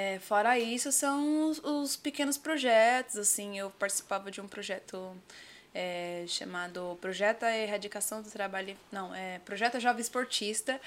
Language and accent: Portuguese; Diadema, São Paulo, Brazil; Eu sou nascida em Diadema, ali na... Diadema. Diadema, Portinari